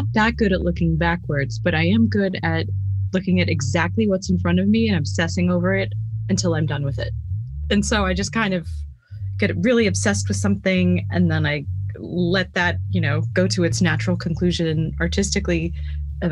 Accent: Dallas, Texas, United States; I'm also from Dallas

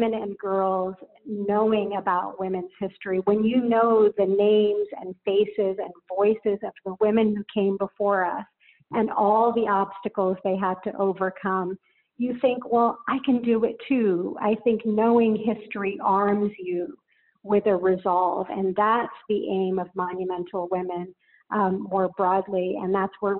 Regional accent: West Virginia, United States; also born or lived in India; we moved to a small town in West Virginia

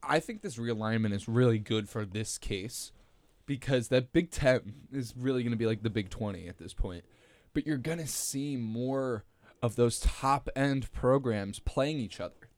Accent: New Jersey, United States; I grew up in New Jersey my whole life

